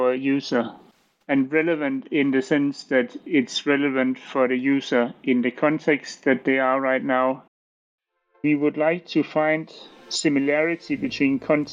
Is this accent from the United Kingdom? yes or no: no; Denmark; I'm from Denmark.